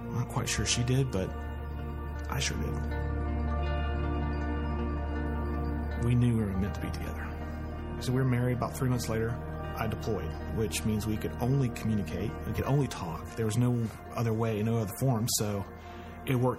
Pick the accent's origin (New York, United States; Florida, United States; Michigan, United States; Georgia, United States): Georgia, United States; Snellville; also born or lived in Columbus, Georgia; when I was 4, we moved up to Snellville. So I've been in Gwinnett County since I've been 4 years old.